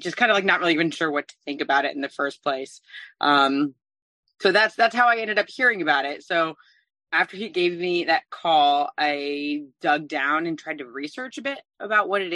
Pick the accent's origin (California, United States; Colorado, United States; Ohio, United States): California, United States; San Francisco Bay Area; moved away; I'm originally from the San Francisco Bay Area